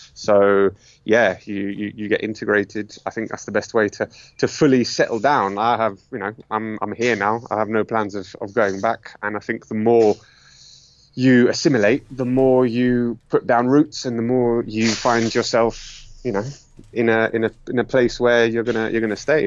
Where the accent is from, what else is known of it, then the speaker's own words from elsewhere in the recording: London, United Kingdom; moved away as an adult; now in Madrid, Spain; I was born in London to Greek immigrant parents, and you know, I'm an immigrant here now